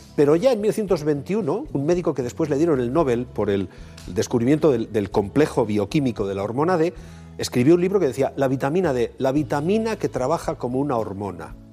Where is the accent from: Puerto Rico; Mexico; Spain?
Spain; Bilbao, Basque Country; los de Bilbao tenemos una, una, característica diferenciadora